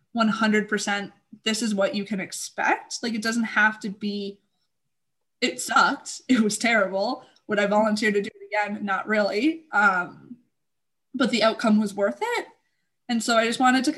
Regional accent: Canada; I'm Canadian

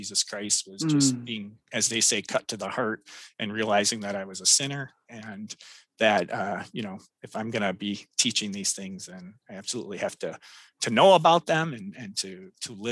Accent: Royal Oak, Michigan, United States; I grew up in Royal Oak, Michigan

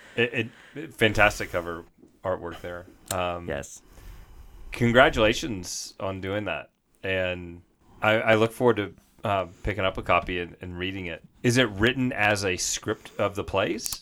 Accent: the South, United States; moved away; also born or lived in Arizona; I grew up in the South

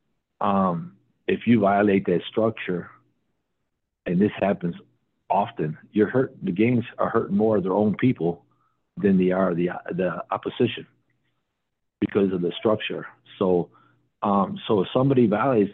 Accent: Wisconsin, United States; I'm from Wisconsin

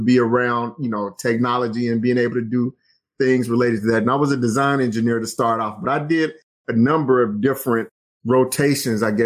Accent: Alabama, United States; moved away as an adult; also born or lived in Tennessee / Indiana; I grew up in Alabama

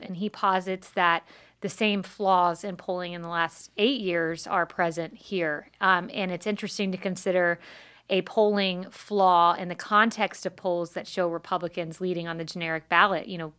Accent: Plant City, Florida, United States; I was raised in Plant City, Florida. I went to school in Tampa, so this area is home for me.

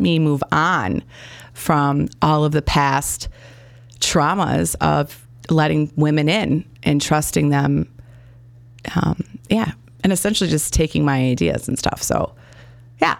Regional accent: Gurnee, Illinois, United States; also born or lived in Chicago; I grew up in Gurnee, Illinois. I was born in Chicago.

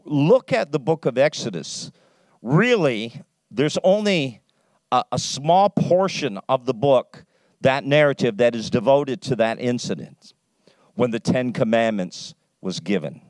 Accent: Canada; accent: Canadian English; I speak Canadian English because I'm a Canadian

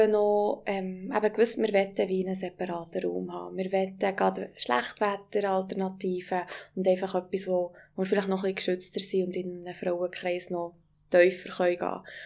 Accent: Wengen, Bern, Switzerland; meine Heimat dran, also Wengen

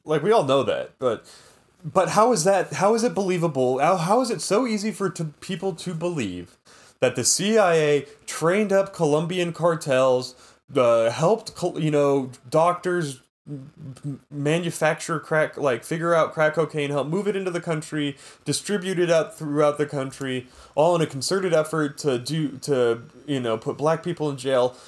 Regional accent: California, United States; I'm Californian American

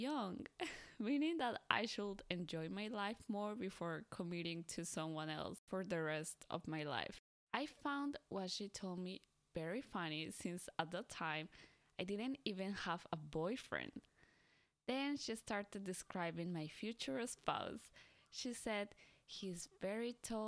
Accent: Colombia; moved away as an adult; now in Japan; I was born and raised in a country in South America called Colombia.

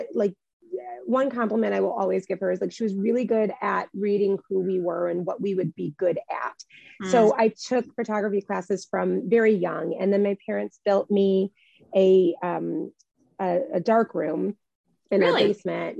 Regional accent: Midwest, United States; moved away as an adult; I grew up in the Midwest

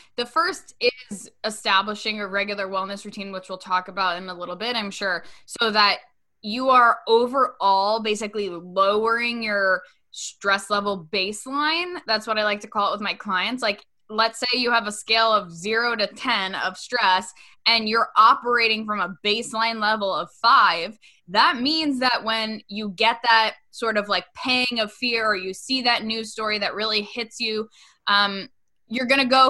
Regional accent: Westchester, New York, United States; after I graduated from college in my hometown in Westchester, which, get this, Brie, it was literally over, the studio was right over the place that I used to take music lessons as a kid.

